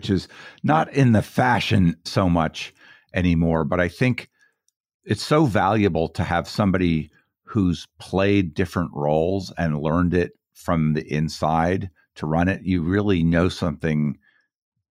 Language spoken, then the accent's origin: English; Boulder, Colorado, United States; I grew up in Boulder.